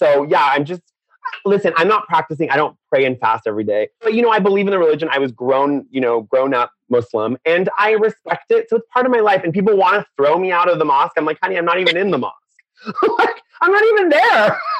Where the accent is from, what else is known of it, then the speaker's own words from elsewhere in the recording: Orange County, California, United States; also born or lived in Iran; Yeah, so I was born in Orange County. And then when I was 8, I went back to Iran for 2 years with my parents. They wanted me to see the culture. So I went to Persian school